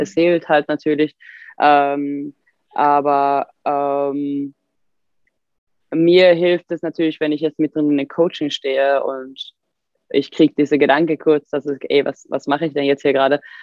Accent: Sweden; German is a second language; moved away as an adult; now in Germany; als Schwedin

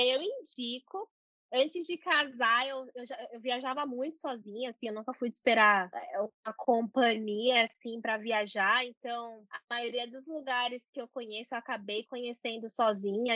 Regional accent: Brazil; a gente é brasileiro

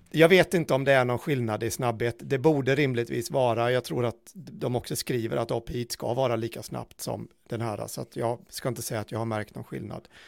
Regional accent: Småland, Sweden; jag är i smålänning så det ja.

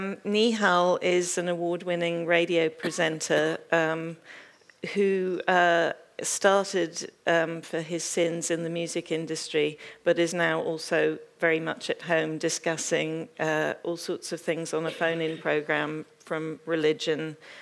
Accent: United States; now in London, United Kingdom; I'm American by birth and still by nationality, but I have also picked up a British passport along the way

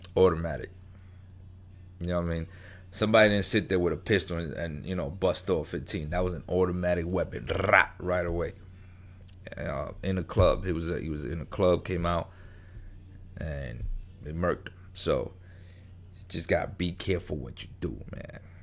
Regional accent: New York, United States; I grew up in New York, grew up in the street

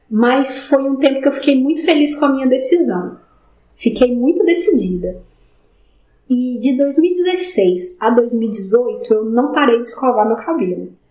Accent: Itabirito, Minas Gerais, Brazil; Eu trabalho com inspeção de equipamentos na mineração e eu sou natural de Itabirito.

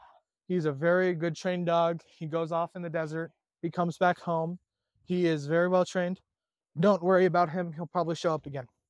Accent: United States; I'm American.

